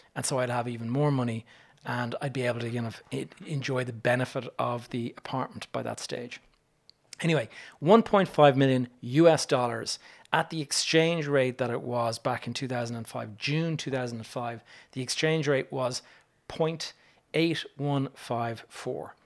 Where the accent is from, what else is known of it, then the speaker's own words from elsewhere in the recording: Ireland; me as an Irish person